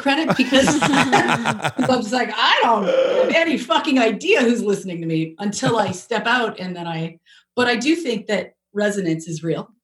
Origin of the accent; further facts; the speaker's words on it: Canada; now in United States; I'm so Canadian. So when moving to America